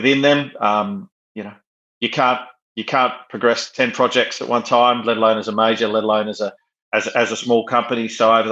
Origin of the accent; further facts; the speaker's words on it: Western Australia, Australia; accent: Australian; moved away as an adult; now in United Kingdom; Growing up in Western Australia